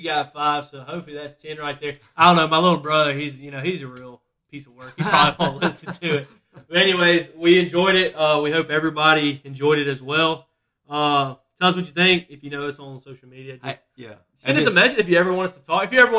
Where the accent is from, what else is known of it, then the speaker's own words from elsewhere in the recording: Alabama, United States; We're from Alabama.